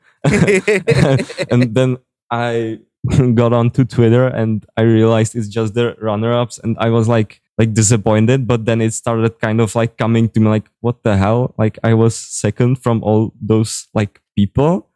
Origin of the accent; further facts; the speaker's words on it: Czechia; first language Czech; English is a second language; I'm from the Czech Republic